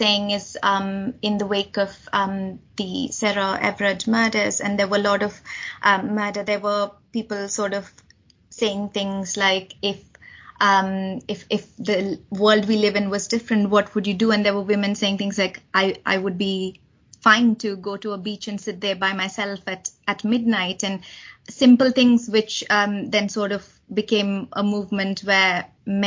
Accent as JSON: {"language": "English", "country": "India", "tie": "born or raised there", "moved": "as an adult", "lives_now": "United Kingdom", "said": "growing up in India"}